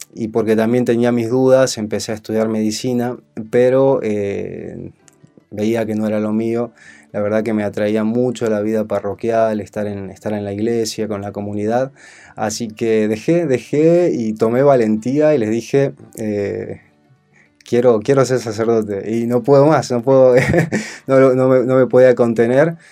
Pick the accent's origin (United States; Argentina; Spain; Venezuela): Argentina; Salta; moved away as an adult; now in Buenos Aires, Argentina; soy salteño